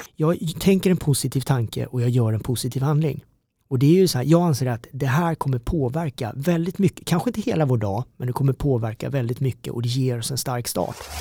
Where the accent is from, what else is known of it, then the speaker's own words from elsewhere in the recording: Karlshamn, Blekinge, Sweden; moved away as an adult; also born or lived in South Korea; now in Stockholm, Sweden; växte upp nere i Mörrum, Karlshamn